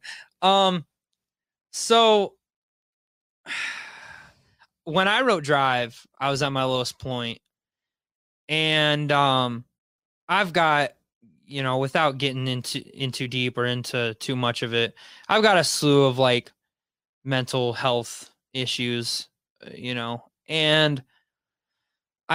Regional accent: Wauseon, Ohio, United States; moved away; I grew up in Wauseon, Ohio

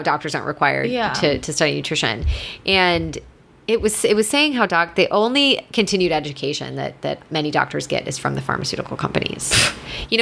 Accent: Midwest, United States; Obviously I'm from the Midwest. I grew up on box macaroni and cheese

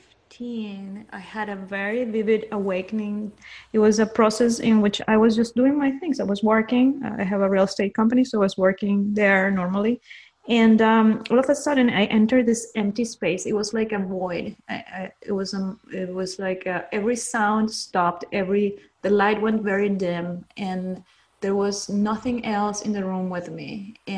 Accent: Peru; I'm from Peru, and in Peru, people, at least people in my circle, were just, you know, working, worried about surviving

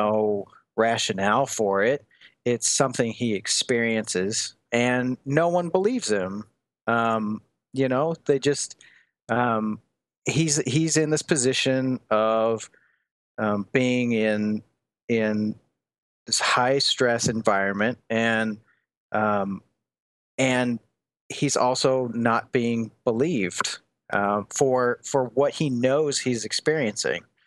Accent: Des Moines, Iowa, United States; moved away as an adult; also born or lived in Lancaster, England / Portland, Oregon / Dublin, Ireland; so I'm from Iowa, uh, Des Moines, Iowa.

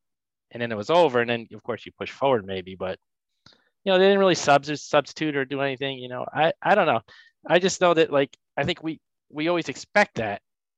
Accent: United States; You might as well go for it, which makes total sense to all of us because we're American, I assume.

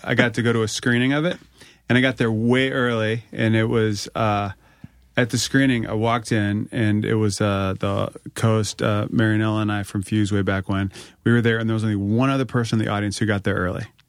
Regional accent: Northern Virginia, United States; I grew up in Northern Virginia

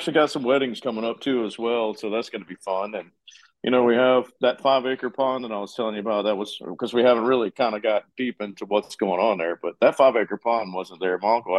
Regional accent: Florida, United States; also born or lived in Chauncey/Eastman area, Georgia (family origin); I'm from Florida, and I freaking go bear and deer hunt.

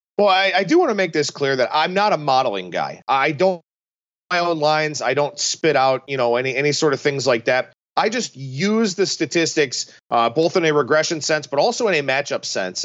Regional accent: Cleveland, Ohio, United States; growing up in Cleveland with the Indians' heyday in, in the mid to late nineties

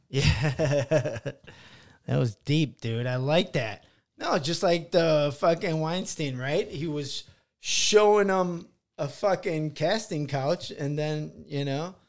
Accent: Midwest, United States; also born or lived in Van Nuys; now in Los Angeles, United States; I come from the Midwest, you know, humble beginnings and all that stuff. And then we moved to L

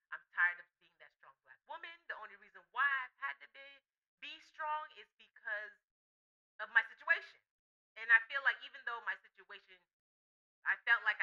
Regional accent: Miami, Florida, United States; moved away as an adult; also born or lived in Atlanta, Georgia; now in Los Angeles, United States; I'm originally from Miami, Florida. I'm not from Florida. I'm from Miami.

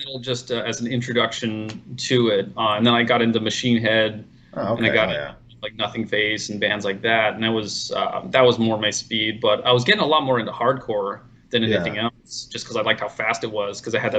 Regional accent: Phoenix, Arizona, United States; Yeah, I grew up in Phoenix.

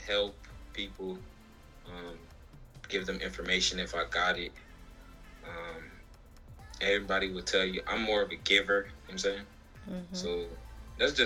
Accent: Jamaica; I'm Jamaican

